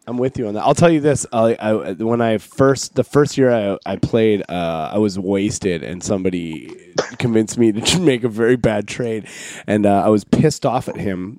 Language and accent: English; Canada; moved away; also born or lived in Pacific Northwest; We're Canadian